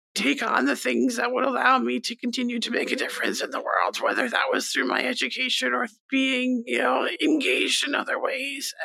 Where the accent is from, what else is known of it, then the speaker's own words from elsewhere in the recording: Stony Brook, New York, United States; also born or lived in Nassau County, New York; this is largely where I grew up. It wasn't where I was born, but definitely where I grew up